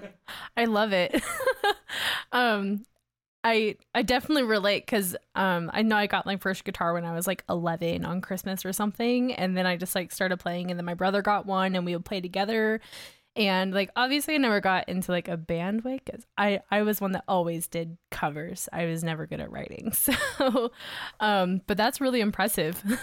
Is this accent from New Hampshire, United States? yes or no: no; Augusta, Georgia, United States; now in Salt Lake City, United States; where I grew up in Georgia, which it was Augusta, which is just a golf town